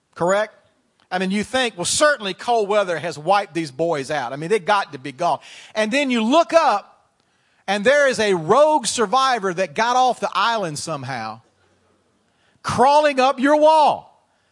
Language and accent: English; Canada; I'm from Canada.